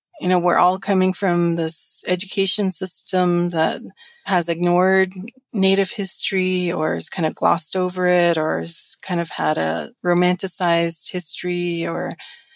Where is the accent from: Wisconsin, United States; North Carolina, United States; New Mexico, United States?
New Mexico, United States; moved away as an adult; now in Washington, United States; growing up in New Mexico